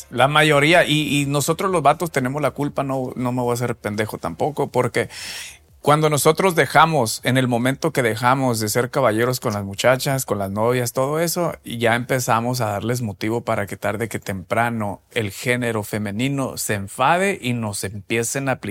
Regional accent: Spain; yo soy español

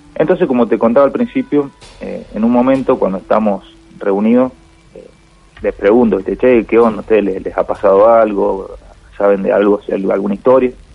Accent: Mendoza, Argentina; now in Rosario, Argentina; yo soy en realidad de Mendoza

